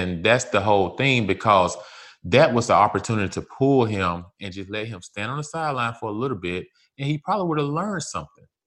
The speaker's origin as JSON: {"language": "English", "region": "Mississippi", "country": "United States", "moved": "yes", "said": "I come from Mississippi"}